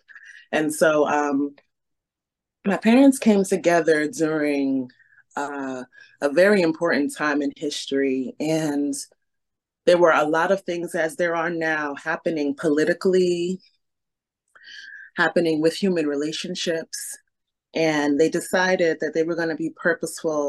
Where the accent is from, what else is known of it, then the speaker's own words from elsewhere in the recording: New York City, New York, United States; we grew up in Brooklyn